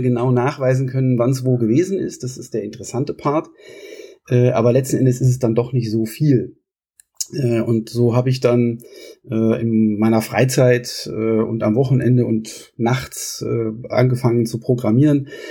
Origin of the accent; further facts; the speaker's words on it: Kassel, Hesse, Germany; moved away as an adult; also born or lived in Munich / Sweden; ich komme aus Kassel, da wo ich jetzt auch mittlerweile wieder bin